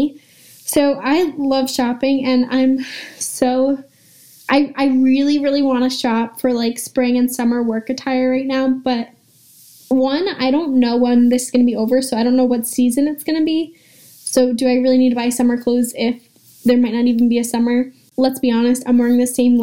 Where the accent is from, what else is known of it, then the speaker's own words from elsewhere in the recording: Long Island, New York, United States; I'm from Long Island